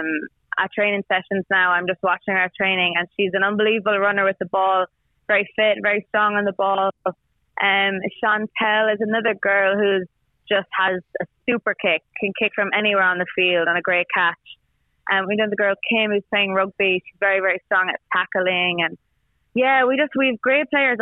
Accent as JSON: {"language": "English", "country": "Ireland", "moved": "as an adult", "lives_now": "Thailand", "said": "I'm Irish. I've been playing Gaelic football since I'm about 6 years of age"}